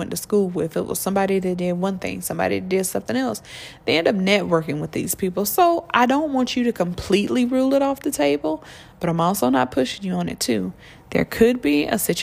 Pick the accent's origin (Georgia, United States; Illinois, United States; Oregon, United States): Georgia, United States; I come from Georgia